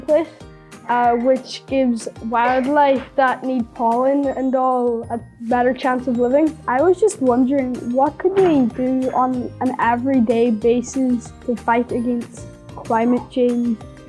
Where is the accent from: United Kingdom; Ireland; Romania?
Ireland; Letterkenny, Ulster; I'm from Lismonahan, Letterkenny.